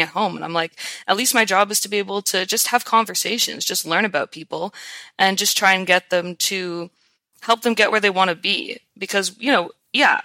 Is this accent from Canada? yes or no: yes; Ottawa, Ontario, Canada; I'm a Canadian. I'm from Ottawa, Ontario, which is the capital.